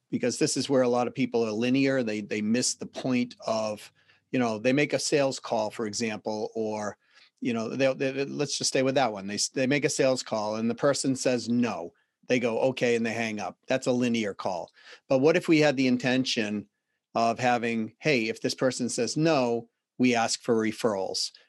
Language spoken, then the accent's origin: English; Boston, Massachusetts, United States; accent: Boston; my Boston accent